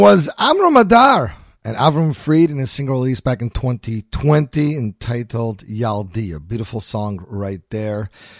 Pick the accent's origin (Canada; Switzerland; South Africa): Canada; Montreal, Quebec; born or raised there